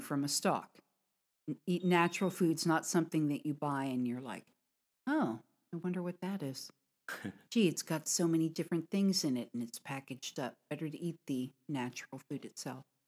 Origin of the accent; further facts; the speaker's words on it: United States; from America